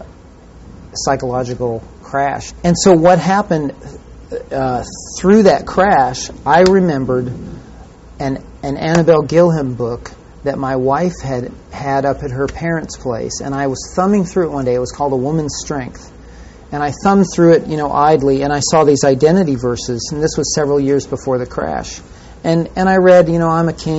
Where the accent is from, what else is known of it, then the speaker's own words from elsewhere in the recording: California, United States; I grew up in California